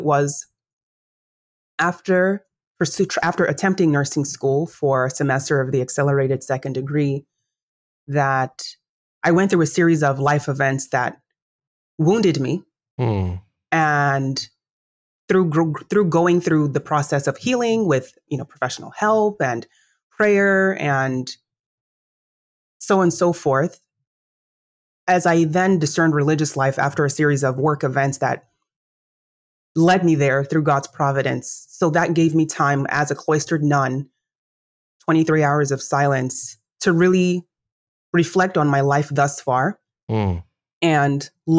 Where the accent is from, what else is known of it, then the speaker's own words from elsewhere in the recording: Nigeria; I'm Nigerian by origin, as you know. And so in Nigerian culture, the most notable or noteworthy career is, threefold.